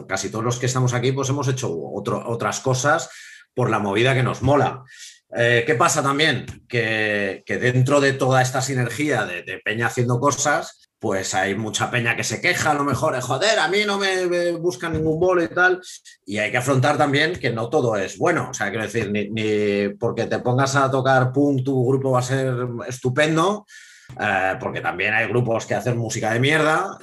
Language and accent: Spanish; Madrid, Community of Madrid, Spain; soy madrileño